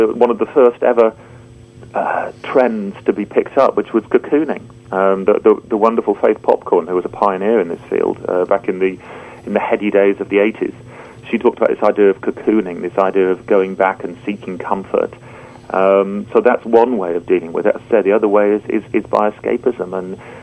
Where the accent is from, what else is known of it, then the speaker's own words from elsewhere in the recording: United Kingdom; being a Brit